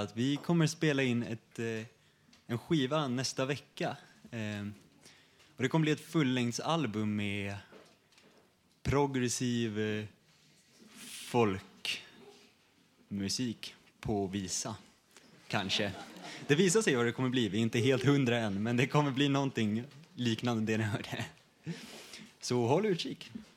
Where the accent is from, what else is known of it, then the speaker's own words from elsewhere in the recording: Sweden; Vi är alla svenskar